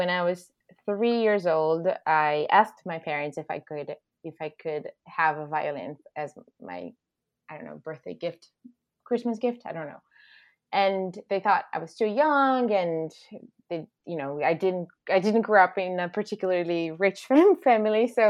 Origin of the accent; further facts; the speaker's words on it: Recife, Pernambuco, Brazil; English is a second language; moved away as an adult; I was born and raised in Recife, Pernambuco, in the northeastern part of Brazil